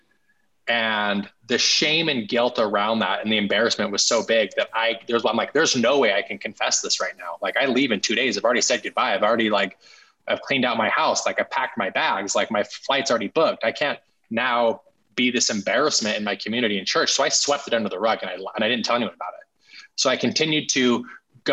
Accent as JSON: {"language": "English", "town": "Salt Lake City", "region": "Utah", "country": "United States", "tie": "born or raised there", "said": "I grew up in Salt Lake City, Utah, in an upper middle class family"}